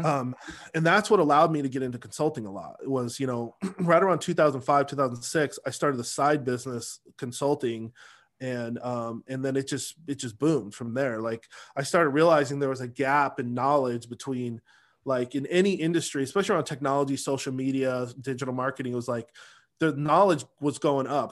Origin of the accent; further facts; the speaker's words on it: Seattle, Washington, United States; moved away as an adult; also born or lived in Los Angeles; now in Dallas, United States; I grew up in Beacon Hill, Rainier Valley